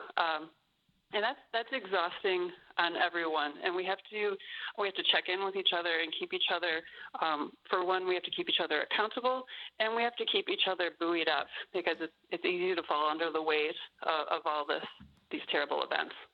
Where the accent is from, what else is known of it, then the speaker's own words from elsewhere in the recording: United States; as an American